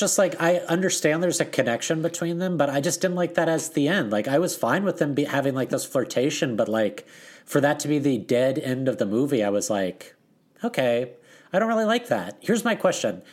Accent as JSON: {"language": "English", "region": "the South", "country": "United States", "tie": "born or raised there", "moved": "yes", "said": "someone that grew up in the South where we don't really have lacrosse"}